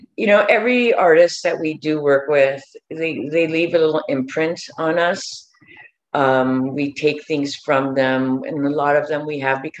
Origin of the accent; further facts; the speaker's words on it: Los Angeles, California, United States; from Los Angeles.